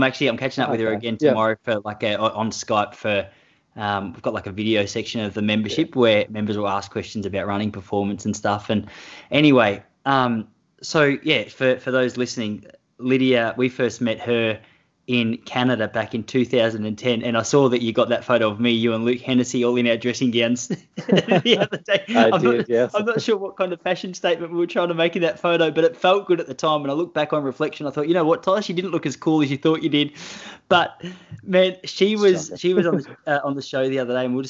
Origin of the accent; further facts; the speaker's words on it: Traralgon, Victoria, Australia; also born or lived in South Australia; now in Melbourne, Australia; I'm originally from Gippsland.